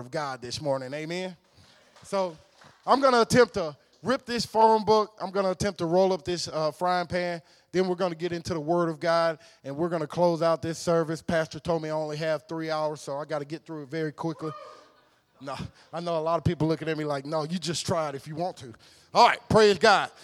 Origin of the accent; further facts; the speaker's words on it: West Monroe, Louisiana, United States; I'm from a town called West Monroe, Louisiana